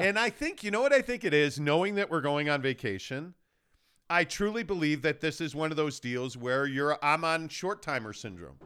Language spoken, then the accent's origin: English; Chicago, Illinois, United States; now in Salt Lake City, United States; I grew up in Chicago